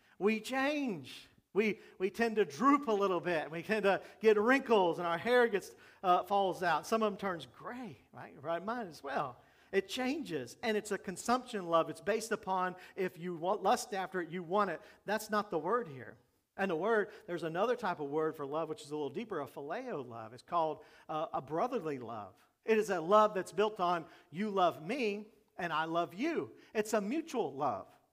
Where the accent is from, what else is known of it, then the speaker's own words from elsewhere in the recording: Jacksonville, Florida, United States; When I was growing up in Jacksonville